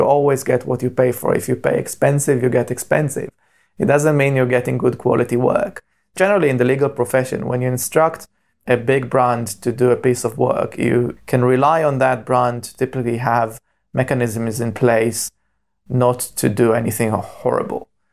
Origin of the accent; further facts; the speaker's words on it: Israel; moved away as an adult; now in Cambridge, United Kingdom; I was born and bred in Israel